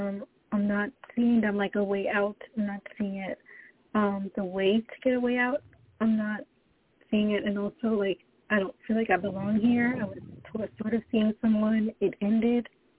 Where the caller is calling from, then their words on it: Florida, United States; I'm calling from Florida currently.